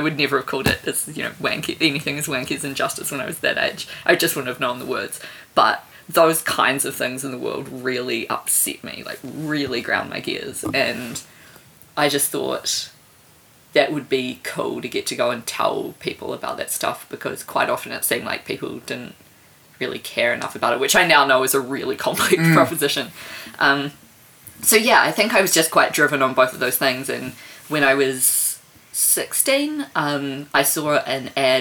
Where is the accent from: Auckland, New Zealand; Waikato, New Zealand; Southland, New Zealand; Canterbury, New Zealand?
Auckland, New Zealand; now in Wellington, New Zealand; I grew up in Papakura in Auckland